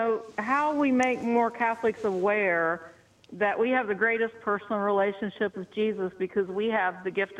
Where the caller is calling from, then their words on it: Ohio, United States; I'm from a little north of Cincinnati. I'm from the Archdiocese of Cincinnati.